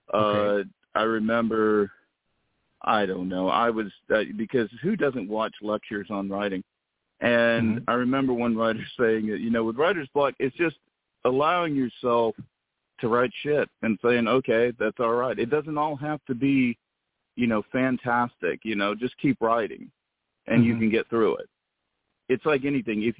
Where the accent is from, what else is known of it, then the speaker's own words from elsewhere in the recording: the South, United States; I'm from the South